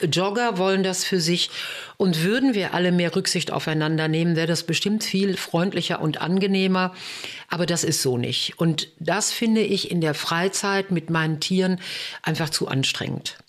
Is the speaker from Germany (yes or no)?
yes; Bochum, North Rhine-Westphalia, Germany; bei uns in Bochum.